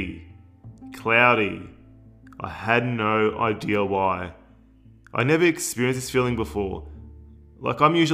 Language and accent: English; Melbourne, Victoria, Australia; I was born in Australia. Born and bred in Melbourne.